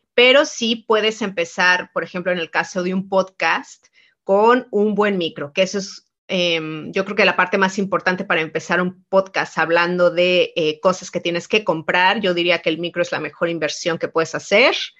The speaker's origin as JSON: {"language": "Spanish", "country": "Mexico", "said": "soy mexicana"}